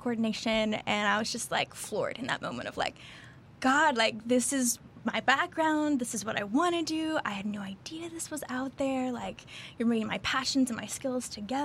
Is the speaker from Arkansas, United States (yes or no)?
yes; Arkansas, United States; moved away as an adult; now in Houston, United States; I grew up in Arkansas, actually, small town, middle of nowhere, pretty much